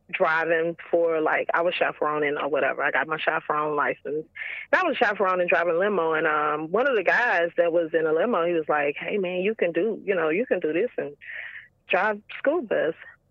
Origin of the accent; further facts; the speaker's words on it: Houston, Texas, United States; I'm originally from Houston, Texas